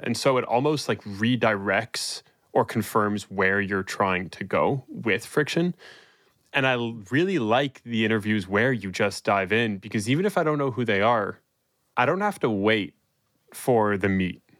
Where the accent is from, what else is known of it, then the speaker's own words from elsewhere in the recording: Toronto, Ontario, Canada; I'm from Toronto